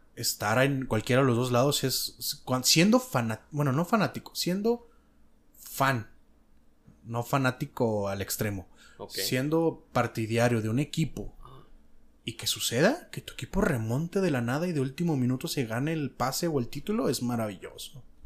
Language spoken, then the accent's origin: Spanish; Mexico; yo tengo experiencia de haber nacido y crecido en México.